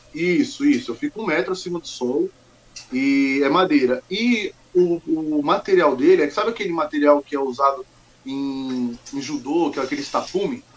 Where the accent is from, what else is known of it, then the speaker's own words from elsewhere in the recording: Mogi das Cruzes, São Paulo, Brazil; also born or lived in Goiânia, Goiás; Eu sou aqui de São Paulo mesmo, nasci uhum. em Mogi das Cruzes